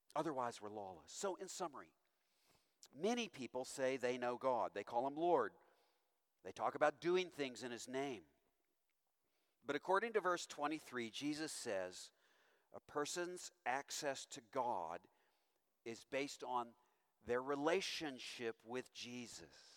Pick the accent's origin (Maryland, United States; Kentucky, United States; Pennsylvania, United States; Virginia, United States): Kentucky, United States; Owensboro; moved away; I'm from Owensboro, Kentucky, of all places